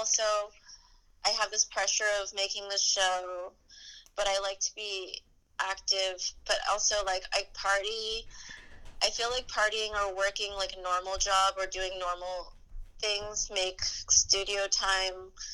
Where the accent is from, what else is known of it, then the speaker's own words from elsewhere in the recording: New Jersey, United States; now in Brooklyn, United States; In New Jersey, the Garden State. Mm-hmm. It's just like a really suburban, safe town.